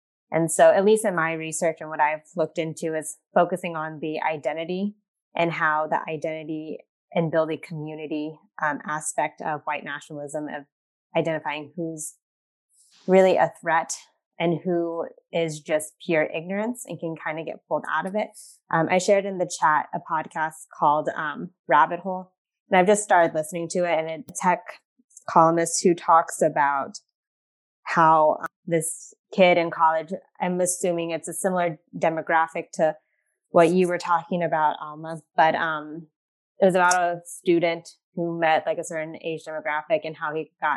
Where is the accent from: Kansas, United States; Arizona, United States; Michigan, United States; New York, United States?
Kansas, United States; rural; also born or lived in China; I'm adopted from China and my parents are both white. And I grew up in a town of 1,400 people, predominantly white area in rural Kansas